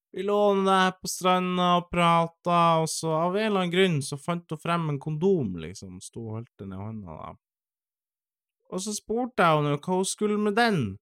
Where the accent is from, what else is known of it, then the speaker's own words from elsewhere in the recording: Finnmark, Norway; moved away; also born or lived in Eastern Norway; jeg vokste jo opp i Finnmark